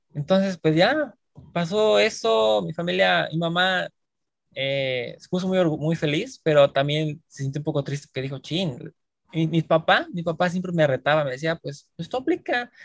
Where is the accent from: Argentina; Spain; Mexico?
Mexico; Mexico City; moved away as an adult; now in South Korea; yo estudié en México, en la Ciudad de México, yo soy de la Ciudad de México.